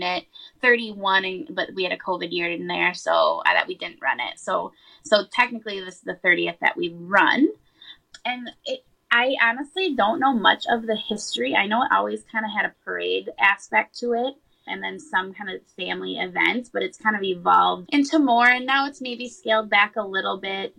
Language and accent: English; Sartell, Minnesota, United States; I grew up in Sartell